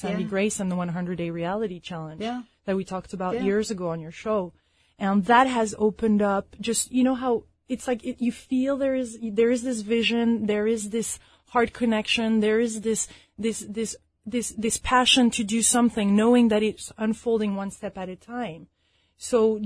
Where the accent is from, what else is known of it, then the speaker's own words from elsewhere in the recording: France; moved away; also born or lived in London / Chicago; I'm originally from France